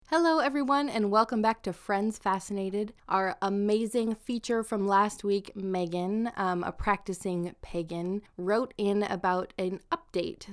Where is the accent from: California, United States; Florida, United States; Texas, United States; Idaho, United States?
Idaho, United States; southern; I'm from southern Idaho